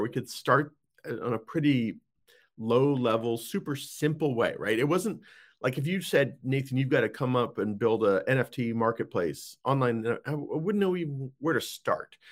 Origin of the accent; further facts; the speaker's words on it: Boulder, Colorado, United States; moved away as an adult; also born or lived in Saudi Arabia; spent most of the formative teen years, I guess you could say, in, in Boulder, Colorado. So, that's kind of my hometown